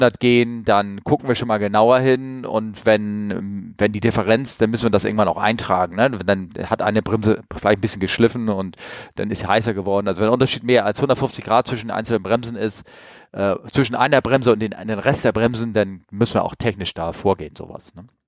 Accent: Northern Germany, Germany; ich bin aus Norddeutschland.

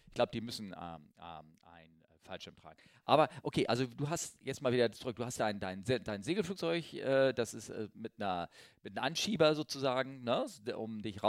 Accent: Northern Germany, Germany; ich bin Norddeutscher

